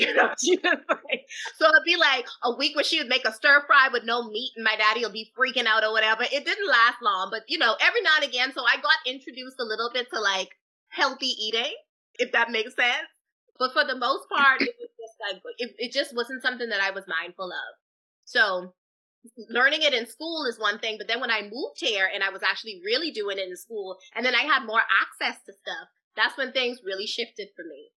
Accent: Freeport, Grand Bahama, Bahamas; moved away as an adult; now in United States; the dance instructor that I had growing up in the Bahamas

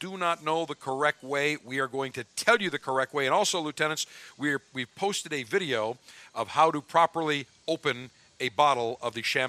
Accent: Buffalo, New York, United States; which was Channel 4 growing up in Buffalo.

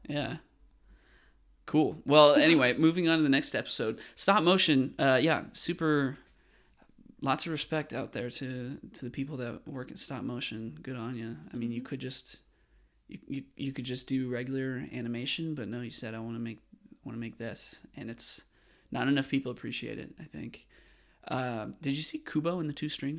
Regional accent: West Coast, United States; I'm from the West Coast

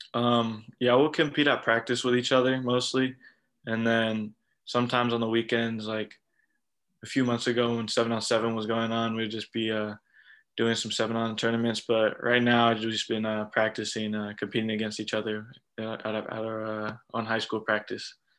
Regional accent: Southern California, United States; I'm from Southern California

